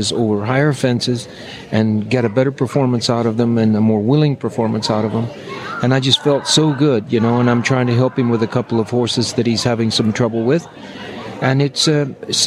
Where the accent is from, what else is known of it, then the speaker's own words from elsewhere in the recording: Texas, United States; I'm a Texan